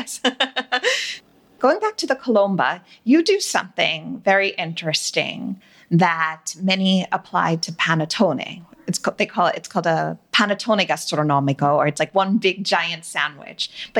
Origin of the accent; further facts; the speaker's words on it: United States; I always think of being American